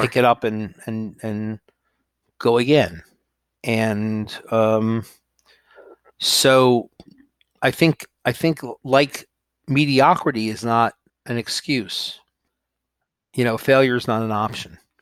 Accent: New York, United States; moved away as an adult; also born or lived in Los Angeles, United States / Texas, United States; I grew up in New York, but I had to live in L

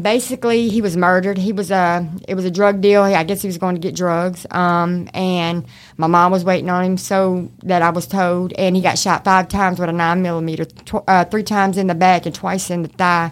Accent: Shreveport, Louisiana, United States; accent: mixture of country; also born or lived in Oklahoma / Arkansas / Texas / Baton Rouge; I'm from Shreveport, born and raised.

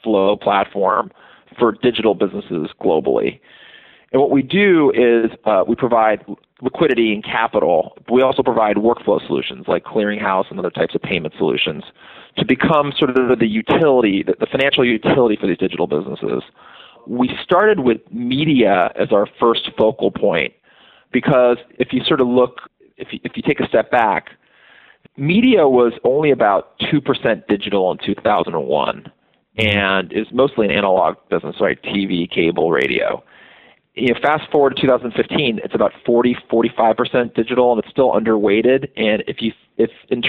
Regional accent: Los Angeles, California, United States; So I grew up in Los Angeles. I'm from here. Grew up right near UCLA.

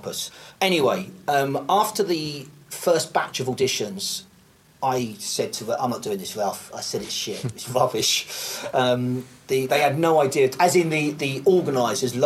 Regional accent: United Kingdom; me being British

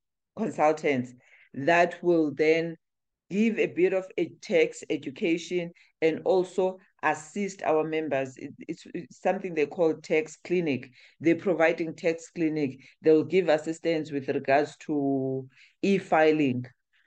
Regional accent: South Africa; So yes, in as much as we are South African, but we do cater, we do try and assist or share our content with the Southern African entrepreneurs as well.

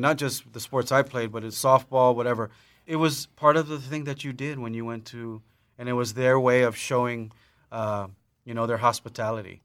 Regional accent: Lanai, Hawaii, United States; growing up on Lanai

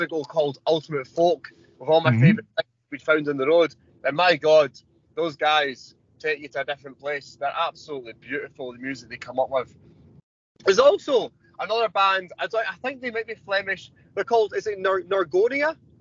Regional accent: Scotland, United Kingdom; I'm from Scotland

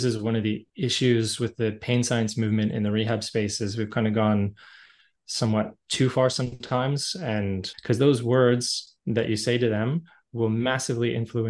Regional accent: Canada; But being Canadian, so typical, grew up playing hockey and lots of other sports, so always very active in my childhood.

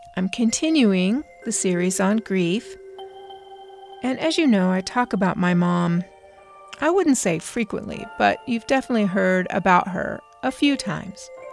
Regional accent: Southern California, United States; I'm from Southern California

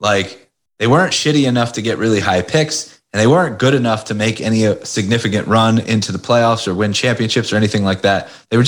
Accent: Philadelphia, Pennsylvania, United States; Philadelphia. I've lived here basically my whole life. Born right outside of Philadelphia. Well, actually, I was born in Philadelphia. Lived right outside of Philadelphia.

